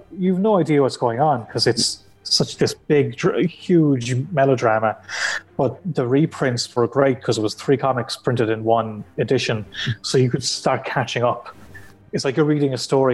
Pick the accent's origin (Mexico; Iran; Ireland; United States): Ireland; County Clare, Munster; I'm from Clare, and there was no comic shop near me.